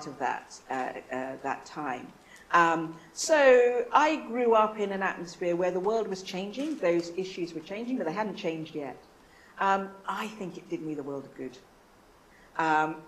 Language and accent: English; London, United Kingdom; moved away; my mum was from Trinidad and my dad was from Nigeria, but I was born in London